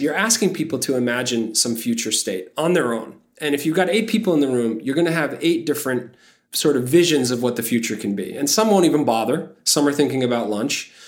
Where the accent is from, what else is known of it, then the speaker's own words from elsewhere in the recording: New York City, New York, United States; I am from Bay Ridge, Brooklyn